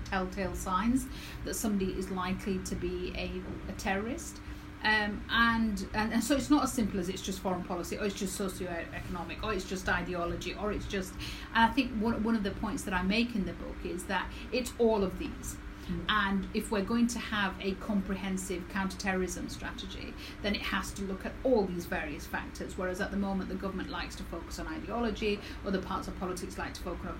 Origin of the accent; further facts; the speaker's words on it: Dewsbury, Yorkshire and the Humber, United Kingdom; I was born and raised in Dewsbury